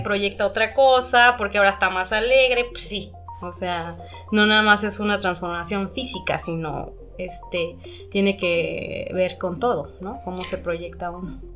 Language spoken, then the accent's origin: Spanish; Oaxaca, Mexico; como oaxaqueños